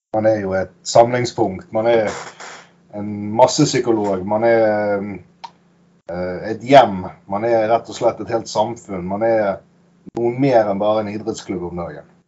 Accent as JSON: {"language": "Norwegian", "town": "Bergen", "region": "Vestland", "country": "Norway", "said": "Jeg er jo bergenser"}